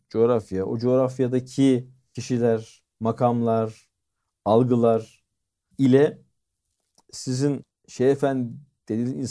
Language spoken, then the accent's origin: Turkish; Malatya, Turkey; Bak Malatyalıyım